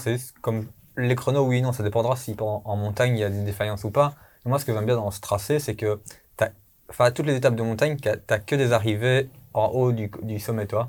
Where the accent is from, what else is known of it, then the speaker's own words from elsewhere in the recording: Belgium; on est belge